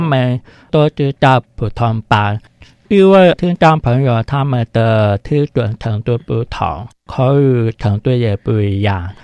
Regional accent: Taipei, Taiwan; also born or lived in Keelung; 我们就全家搬到台北，嗯。在台北市川水家附近。所以我国小一年级到三年级读台北市川水家

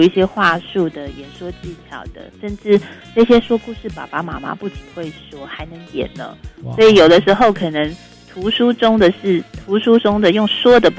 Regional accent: Taiwan; 我们这些年轻一代都会区的原住民

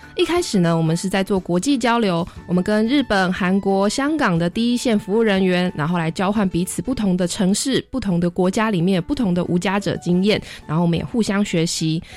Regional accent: Hualien County, Taiwan; 我是花莲人，那我们嗯。花莲其实没有很多的游民

